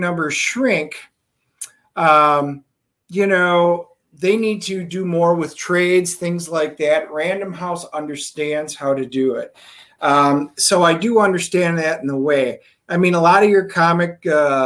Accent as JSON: {"language": "English", "region": "Wisconsin", "country": "United States", "moved": "yes", "said": "I'm from Wisconsin originally"}